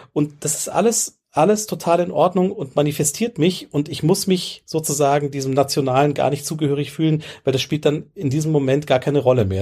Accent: Ebersberg, Bavaria, Germany; ich bin ja, groß geworden in Bayern auf dem Land

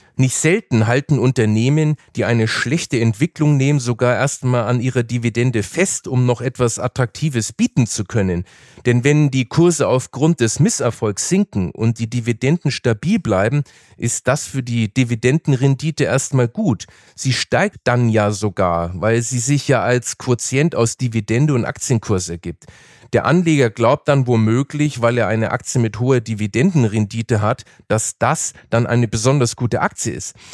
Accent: Nuremberg, Bavaria, Germany; moved away; in meiner alten Heimat Nürnberg, wo ich ja aufgewachsen bin

